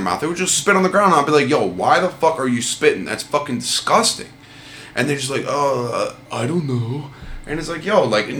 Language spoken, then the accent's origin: English; North Canton, Ohio, United States; born or raised there